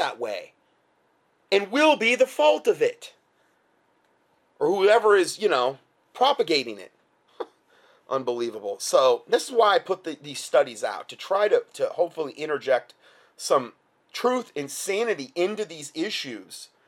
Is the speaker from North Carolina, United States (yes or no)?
yes; Hickory, North Carolina, United States; This is my hometown, okay? This was in the local newspaper I get every day. Hickory, North Carolina.